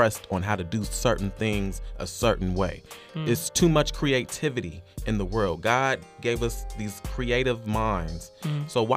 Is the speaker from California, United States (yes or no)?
yes; Bay Area, California, United States; growing up in the Bay Area